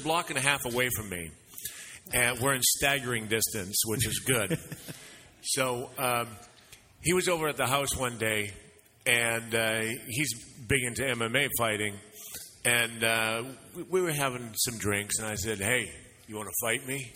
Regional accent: Saskatchewan, Canada; I grew up in Saskatchewan.

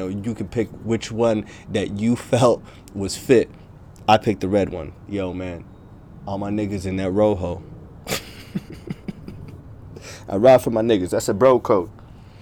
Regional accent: Logan, Utah, United States; also born or lived in across the pond (birthplace); I was born across the pond, but I grew up in a small town called Logan, Utah

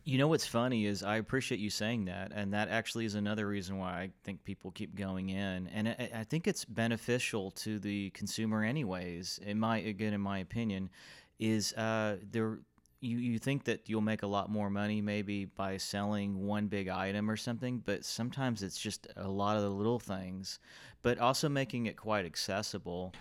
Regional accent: Fort Worth, Texas, United States; also born or lived in Oak Cliff, Dallas; I like all the growth in this city, in Fort Worth, my hometown

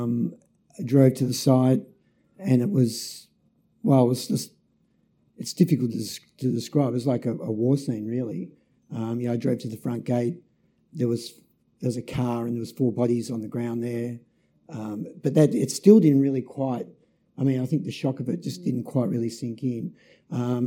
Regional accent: Melbourne, Victoria, Australia; moved away as an adult; also born or lived in Nubeena, Tasmania; We moved from Melbourne. We're living in Melbourne, grew up in Melbourne, to Tasmania

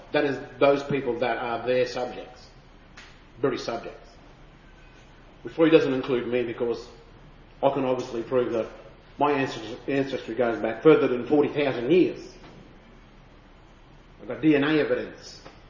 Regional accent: Queensland, Australia; I come from the Wangoon country and Yagalingu. That's out that way where Alpha and Claremont, where my father, grandfather, and great grandfather come from. My language is Widi

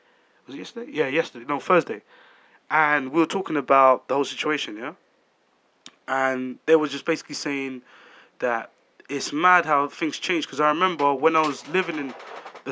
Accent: London, United Kingdom; I'm from London

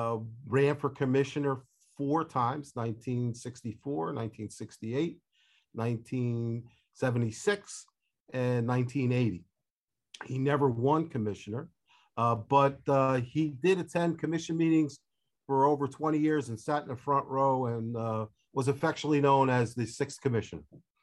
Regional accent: Nutley, New Jersey, United States; I grew up in Nutley.

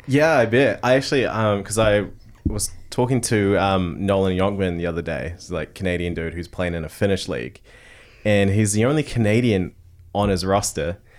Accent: Tauranga, Bay of Plenty, New Zealand; growing up in Tauranga.

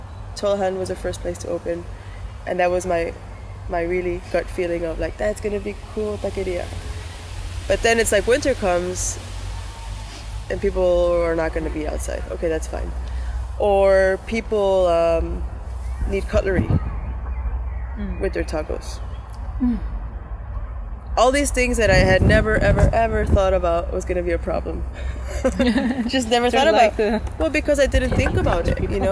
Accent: United States; moved away; I grew up in the States

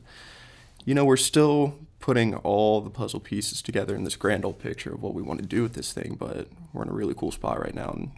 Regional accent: Lexington, South Carolina, United States; Lexington, South Carolina. Okay. Born and raised.

